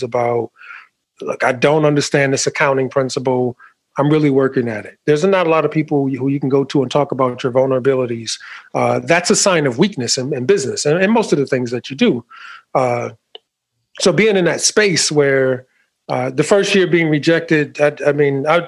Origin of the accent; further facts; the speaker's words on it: New York, United States; I'm a New Yorker, so I've been to New York City quite more times than I can count